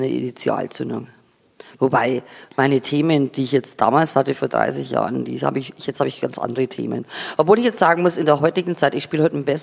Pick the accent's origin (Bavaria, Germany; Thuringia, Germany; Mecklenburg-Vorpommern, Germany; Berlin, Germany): Bavaria, Germany; Sulzburg; aber ich komme aus der Oberpfalz, aus einem Dorf, das heißt Sulzburg. Ganz ehrlich, das ist auch nicht das Zentrum.